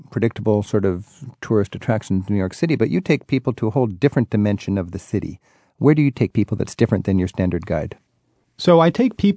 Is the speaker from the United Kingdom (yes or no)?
no; Germany; Ich bin … aus Deutschland und ich reise mit Rick Steves. I'm … from Germany